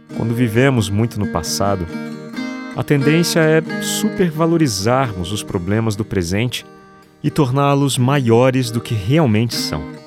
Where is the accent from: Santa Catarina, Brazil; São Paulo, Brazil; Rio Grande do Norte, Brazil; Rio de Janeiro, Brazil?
São Paulo, Brazil; São José dos Campos; moved away; Sempre que venho à minha cidade natal, em São José dos Campos, interior de São Paulo